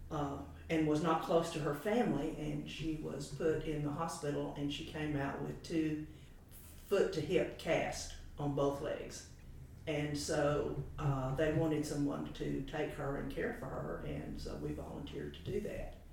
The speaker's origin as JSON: {"language": "English", "town": "Memphis", "region": "Tennessee", "country": "United States", "tie": "born or raised there", "also_born_or_lived": "Chattanooga, Tennessee", "said": "uh, uh, I was born in Chattanooga but raised in Memphis"}